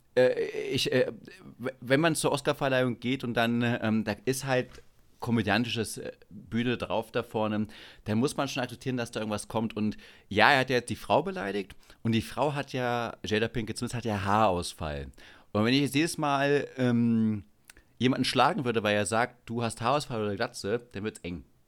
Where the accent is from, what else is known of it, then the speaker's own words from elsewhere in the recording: Biere, Saxony-Anhalt, Germany; moved away as an adult; now in Munich, Germany; in meiner Heimatstadt, da gibt es ein kleines Kaff, das heißt Biere.